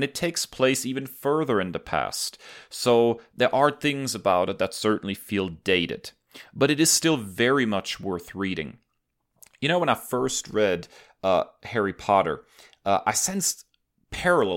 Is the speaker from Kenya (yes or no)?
no; Germany; moved away; As a kid growing up in Germany